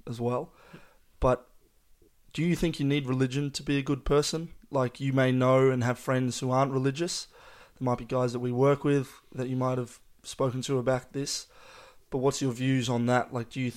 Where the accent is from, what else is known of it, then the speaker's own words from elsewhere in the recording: Australia; we're both Australian, we're both born here